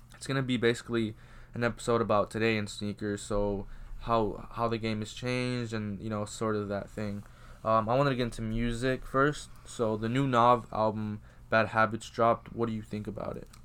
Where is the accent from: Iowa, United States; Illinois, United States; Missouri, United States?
Iowa, United States; also born or lived in Georgia; being from Iowa, it's, well, I was, I, I was born in Georgia, but, like, you know, growing up here